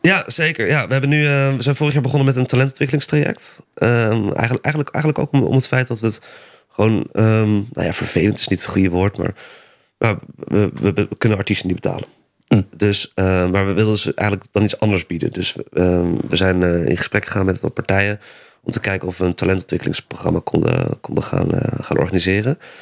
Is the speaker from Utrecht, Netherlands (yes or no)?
yes; Amersfoort, Utrecht, Netherlands; ik kom dan uit Amersfoort